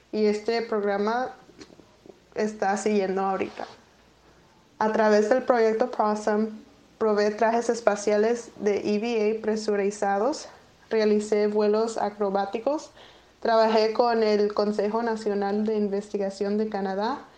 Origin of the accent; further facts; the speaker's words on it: Tucson, Arizona, United States; tengo 23 años y soy de Tucson, Arizona, en los Estados Unidos.